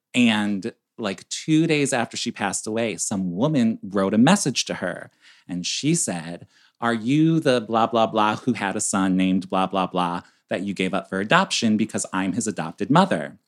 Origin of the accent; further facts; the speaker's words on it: Chicago, Illinois, United States; we're from Chicago, so we're up north